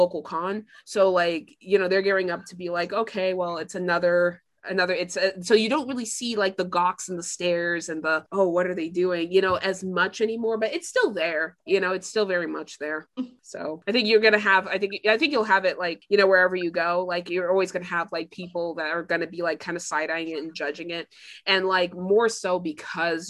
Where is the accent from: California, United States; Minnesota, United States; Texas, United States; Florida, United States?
Florida, United States; Tampa; I'm from Tampa